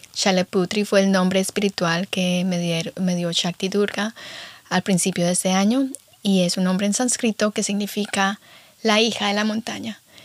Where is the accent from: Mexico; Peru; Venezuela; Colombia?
Colombia; Guamal, Meta; moved away; Estuve en Colombia, sí, estuve en mi pueblito, en Guamalmeta